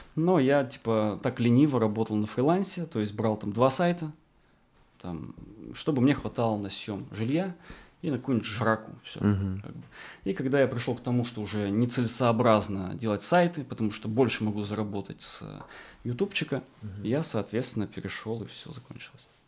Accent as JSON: {"language": "Russian", "region": "Arkhangelsk Oblast", "country": "Russia", "tie": "born or raised there", "moved": "yes", "said": "я вырос э, в Архангельской тайге на севере, рядом с Полярным кругом, а, в поселке с населением 2000 человек, 2600, образованный вокруг тюрьмы"}